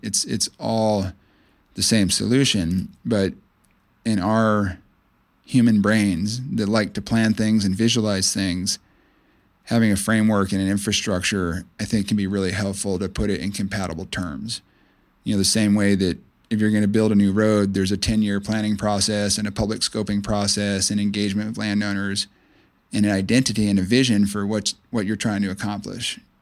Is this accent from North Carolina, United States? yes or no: no; Clearwater, Florida, United States; I grew up on the Gulf Coast of Florida in Pinellas County near the town of Clearwater